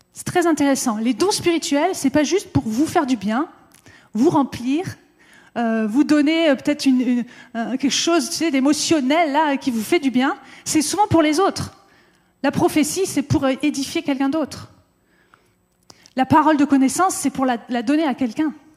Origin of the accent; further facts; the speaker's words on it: France; en tant que Français